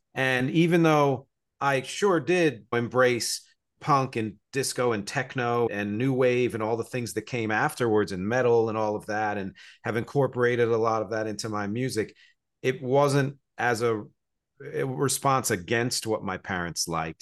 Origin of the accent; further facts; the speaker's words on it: New Jersey, United States; also born or lived in Philadelphia; now in New York City, United States; I was born in Philadelphia, grew up in New Jersey, live here in New York City